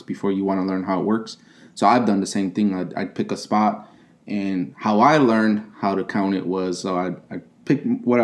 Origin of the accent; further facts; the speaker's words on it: Chicago, Illinois, United States; moved away; also born or lived in Okinawa; I was born and raised in Chicago, in the city, not in the suburbs